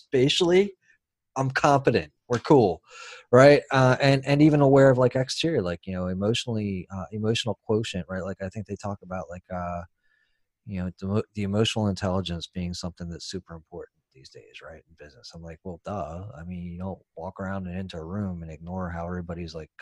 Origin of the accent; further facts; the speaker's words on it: San Francisco, California, United States; I was born in San Francisco